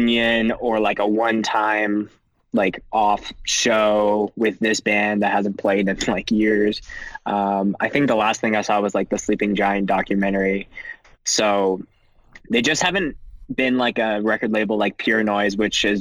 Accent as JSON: {"language": "English", "country": "Canada", "said": "being very Canadian"}